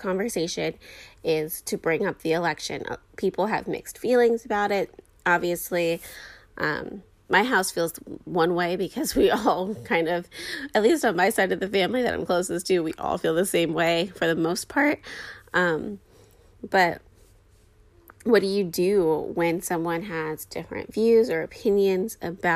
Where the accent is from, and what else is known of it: United States